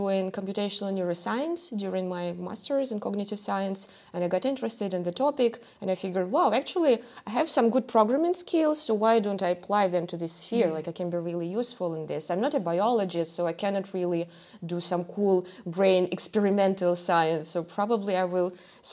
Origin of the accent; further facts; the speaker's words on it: Russia; now in Germany; my home country. So I come from Russia